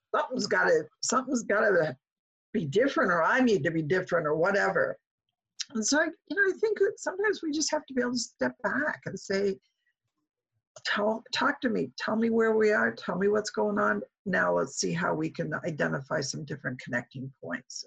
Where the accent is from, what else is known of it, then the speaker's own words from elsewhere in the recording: Omaha, Nebraska, United States; moved away; Omaha's home for me